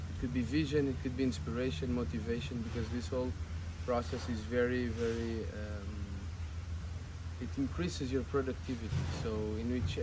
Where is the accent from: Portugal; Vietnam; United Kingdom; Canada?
Portugal; I come from Portugal, but I have African Cape Verdean origins